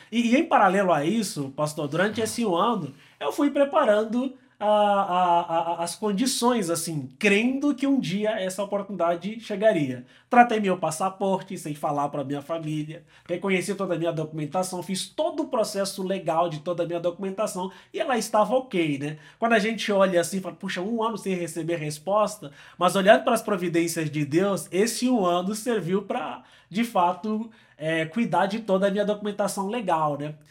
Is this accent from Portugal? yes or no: no; Angola; moved away as an adult; also born or lived in São Paulo, Brazil; eu sou angolano, eu gosto de me apresentar como um angolano pelo mundo